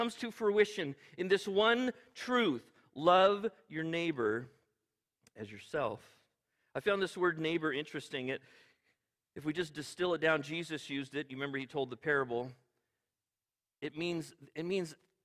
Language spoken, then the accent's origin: English; California, United States; I'm an American. I'm a Californian